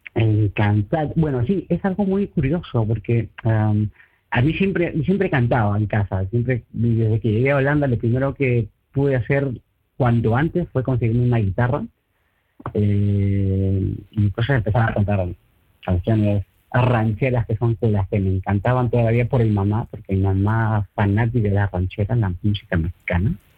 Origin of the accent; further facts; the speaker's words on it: Peru; moved away as an adult; now in Breda, Netherlands; cuando yo estaba en Perú, pues crecía de pequeñitos con mis amigos del barrio, con los compañeros del colegio